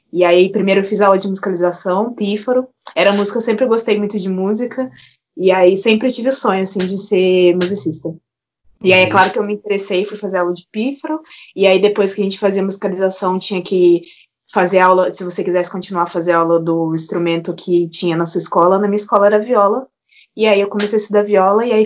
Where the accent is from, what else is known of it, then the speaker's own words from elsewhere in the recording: Barra Mansa, Rio de Janeiro, Brazil; Eu sou de Barra Mansa, né, do interior do Rio de Janeiro